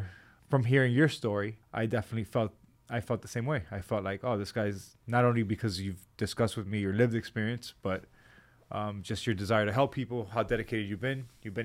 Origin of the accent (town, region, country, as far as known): Hialeah, Florida, United States; born or raised there